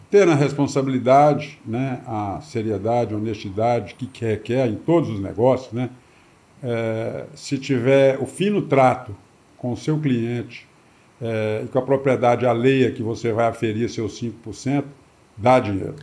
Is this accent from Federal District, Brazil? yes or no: yes; Brasília, Federal District, Brazil; also born or lived in São Paulo; eu vim para Brasília, eu nasci em São Paulo, na capital de São Paulo, em 1965. Em 66, o meu pai veio para Brasília. Então, eu vim para cá, eu tinha um ano